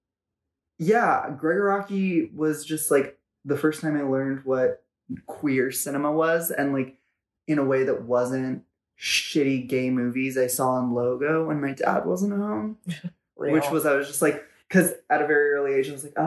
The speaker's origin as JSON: {"language": "English", "town": "Los Angeles", "region": "California", "country": "United States", "tie": "born or raised there", "said": "I grew up in Los Angeles, and I grew up in Venice Beach"}